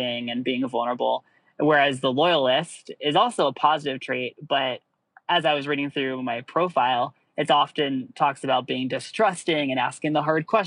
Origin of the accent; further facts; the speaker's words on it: Russia; now in Washington, D.C., United States; my environment growing up in Russia